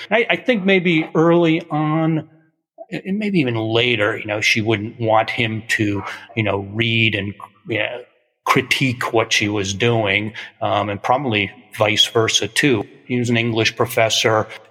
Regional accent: Amherst, Massachusetts, United States; we're both from Amherst

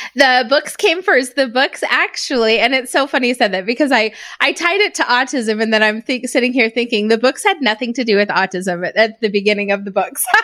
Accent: Reno, Nevada, United States; now in Utah, United States; I'm originally from Reno, Nevada. I grew up there, went to school. I moved back and forth from he, there in Utah kinda throughout my youth

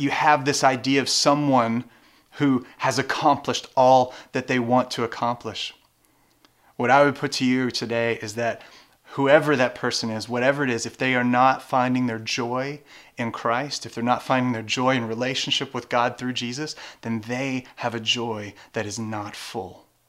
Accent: Louisiana, United States; moved away; I grew up in Louisiana

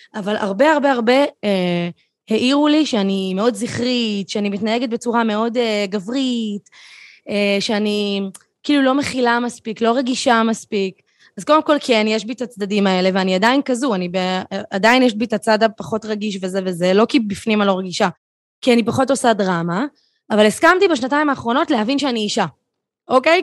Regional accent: Tel Aviv, Tel Aviv District, Israel; אני תל אביבית במקור

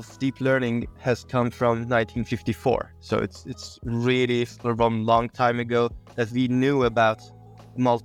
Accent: Tabriz, East Azerbaijan, Iran; I was born in Tabriz, Iran, 1989

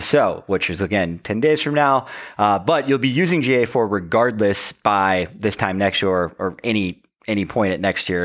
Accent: Roanoke, Virginia, United States; moved away; also born or lived in Charleston, South Carolina, United States; Cave Spring, Virginia, which is a little area within my hometown

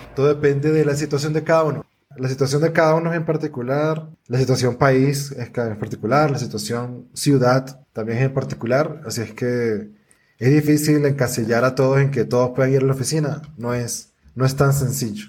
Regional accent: Venezuela; yo soy negro y venezolano

